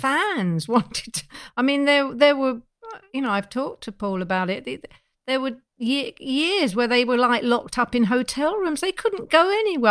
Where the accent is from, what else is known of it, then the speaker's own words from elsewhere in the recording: London, United Kingdom; I was seventeen years old. I was from Neasden.